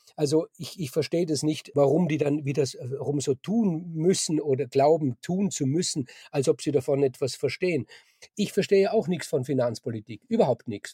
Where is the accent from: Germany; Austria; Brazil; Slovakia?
Austria; bei uns in Österreich